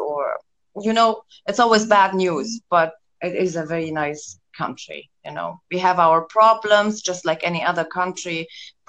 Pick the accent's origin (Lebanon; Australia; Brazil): Lebanon; South Governorate; now in Beirut, Lebanon; I'm from the South, and the South, it's a bit like a closed society, more religious, whatever society. I couldn't fit in there. So I live now in the city. It's the capital city of Lebanon.